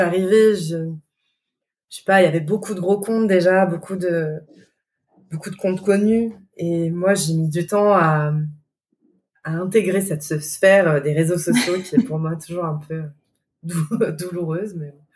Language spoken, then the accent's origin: French; Lyon, Auvergne-Rhône-Alpes, France; nous en tant que Lyonnais